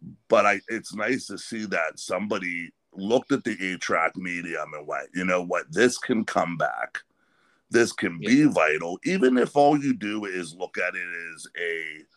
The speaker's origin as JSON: {"language": "English", "region": "Pennsylvania", "country": "United States", "tie": "born or raised there", "said": "I grew up in Pennsylvania, but always was a part of that Youngstown scene."}